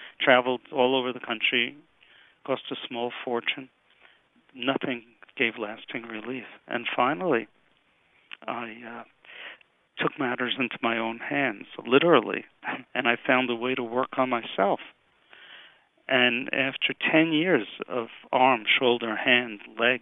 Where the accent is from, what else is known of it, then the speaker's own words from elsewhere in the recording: New York City, New York, United States; moved away as an adult; also born or lived in Miami; now in Pennsylvania, United States; I'm from Brooklyn, New York, originally. I survived Tilden High School. I went to Brooklyn College